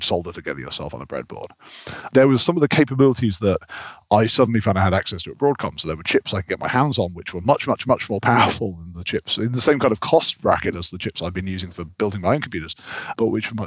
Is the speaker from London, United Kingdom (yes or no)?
no; near Leeds, Yorkshire and the Humber, United Kingdom; moved away; also born or lived in Cambridge; we grew up near Leeds up in Yorkshire